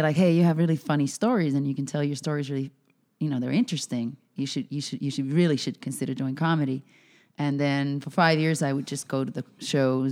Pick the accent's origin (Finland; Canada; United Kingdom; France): Finland; moved away; I'm originally from Finland.